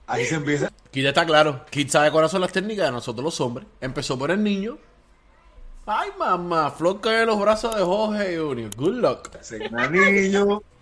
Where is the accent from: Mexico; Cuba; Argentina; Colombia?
Cuba; Porque nosotros sí somos cubanos de verdad y sí estamos con el pueblo.